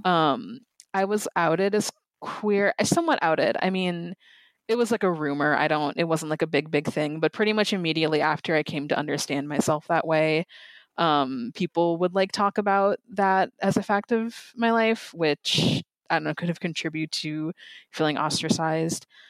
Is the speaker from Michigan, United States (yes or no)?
no; Lakeville, Minnesota, United States; I grew up in Lakeville, Minnesota, which it's very, like, white